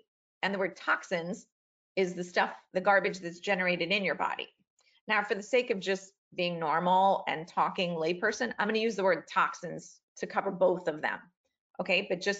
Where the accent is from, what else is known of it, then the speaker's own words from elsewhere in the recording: Queens, New York, United States; born there; oh yeah, I remember I was born in Queens, New York